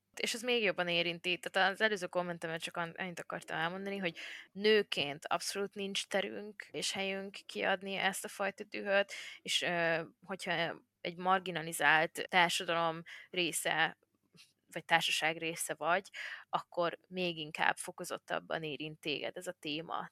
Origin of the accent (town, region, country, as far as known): Hungary